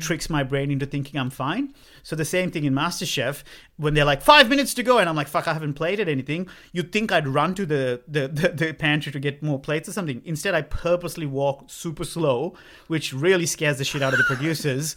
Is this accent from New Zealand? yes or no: no; Sri Lanka; moved away as an adult; growing up in Sri Lanka for nineteen years